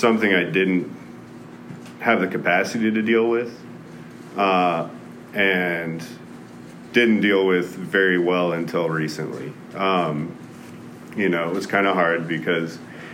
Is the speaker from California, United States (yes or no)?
no; Martindale, Texas, United States; born or raised there; also born or lived in Denton, Texas